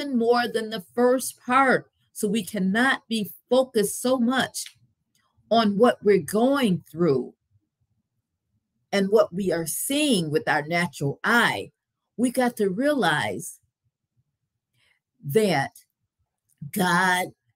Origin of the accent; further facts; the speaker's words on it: Grand Rapids, Michigan, United States; As I was growing up in Grand Rapids, Michigan